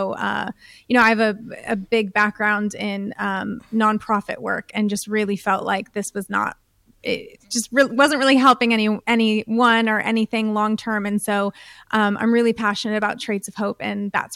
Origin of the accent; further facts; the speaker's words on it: United States; I'm from the United States. I grew up in a very privileged home